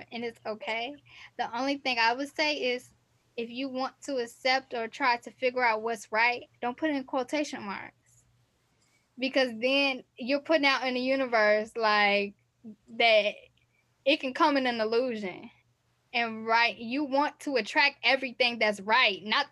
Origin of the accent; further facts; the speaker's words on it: United States; also born or lived in Texas / Chicago, Illinois; growing up in Texas, growing up in Chicago